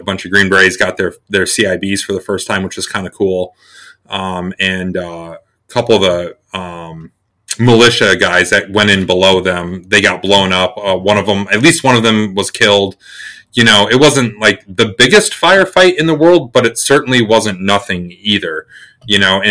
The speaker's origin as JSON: {"language": "English", "region": "South Dakota", "country": "United States", "tie": "born or raised there", "moved": "as an adult", "lives_now": "New Hampshire, United States", "said": "I grew up in South Dakota. I joined the Army when I was 18"}